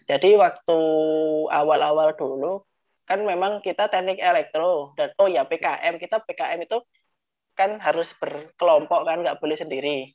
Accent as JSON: {"language": "Indonesian", "town": "Mojokerto", "region": "East Java", "country": "Indonesia", "tie": "born or raised there", "also_born_or_lived": "Surabaya", "moved": "as an adult", "said": "Saya ini asli Mojokerto, Jawa Timur."}